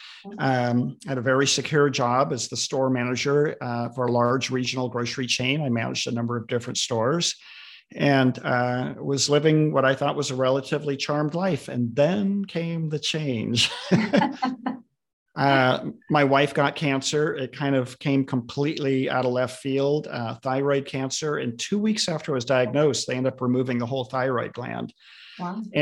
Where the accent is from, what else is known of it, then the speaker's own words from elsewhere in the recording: Southern California, United States; moved away as an adult; now in Redmond, United States; Lived here for most of my adult life, although I grew up in Southern California